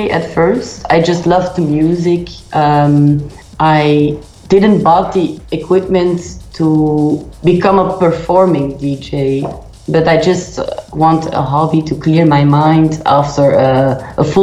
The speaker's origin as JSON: {"language": "English", "country": "Belgium", "said": "I am from Belgium"}